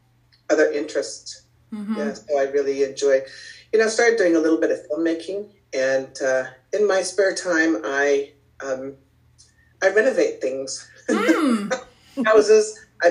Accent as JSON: {"language": "English", "town": "Toronto", "region": "Ontario", "country": "Canada", "tie": "born or raised there", "also_born_or_lived": "Oyen / Saskatoon / West Germany / Kingston", "said": "I was actually born in Oyen, Alberta, and then I grew up in Saskatoon, started school in West Germany, and then primarily grew up in Ontario, so Toronto and Kingston."}